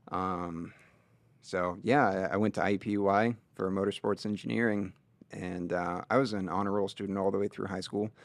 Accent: Linton, Indiana, United States; grew up in the small town of Linton, Indiana

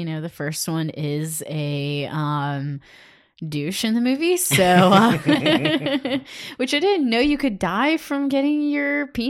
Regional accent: Cleveland, Ohio, United States; I grew up in Cleveland and you could see smokestacks.

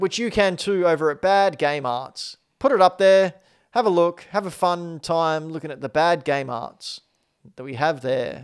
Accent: Australia; I'm Australian

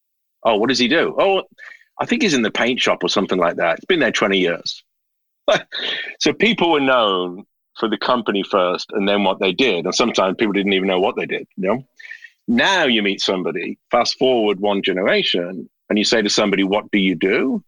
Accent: Birmingham, West Midlands, United Kingdom; my father, I grew up in Birmingham, in the Midlands.

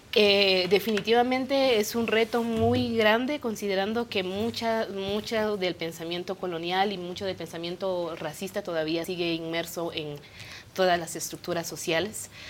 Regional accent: Comalapa, Chimaltenango, Guatemala; first language Kaqchikel; Spanish is a second language; yo crecí, mi pueblo se llama Comalapa

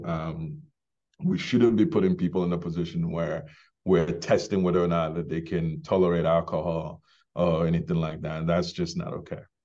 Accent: Ghana; also born or lived in Bronx, New York, United States; now in Maine, United States; I was born in Ghana, grew up in Ghana, um, before immigrating to the U S

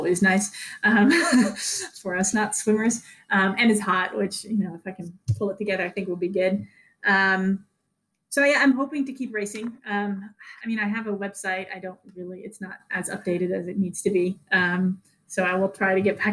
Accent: Netherlands; moved away; I was born and raised in the Netherlands

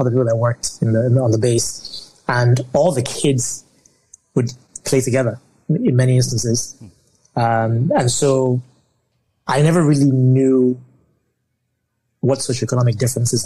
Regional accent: Lagos, Nigeria; I was born in Lagos, Nigeria, you know, family of five. I'm the last of three children. I have two older siblings. My immediate older sibling is my sister, and then my brother is the oldest. I grew up in Lagos, you know, spent most of my childhood here

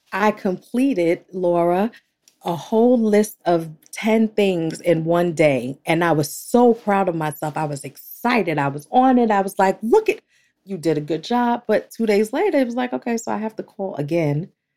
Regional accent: New York, United States; I'm from New York

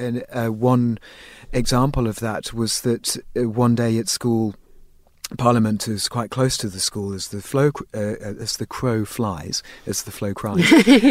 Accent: England, United Kingdom; moved away as an adult; you know, I'm English by birth, and and I think, you know, I spent my first 25 years in England, so my emotions tend to be fairly tempered.

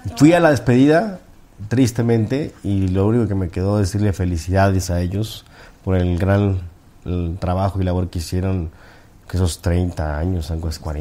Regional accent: Mexico

